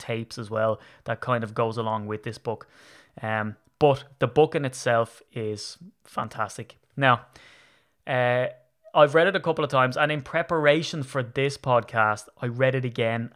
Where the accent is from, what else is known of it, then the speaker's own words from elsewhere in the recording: Ireland; I'm Irish.